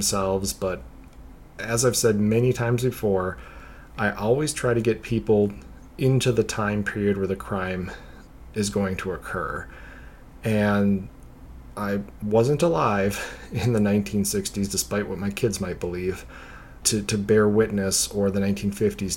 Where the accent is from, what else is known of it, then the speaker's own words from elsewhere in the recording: the North, United States; having been born and raised in the North